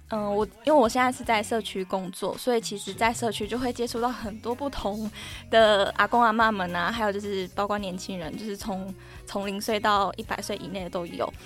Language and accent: Chinese; Pingtung County, Taiwan; 我是屏东人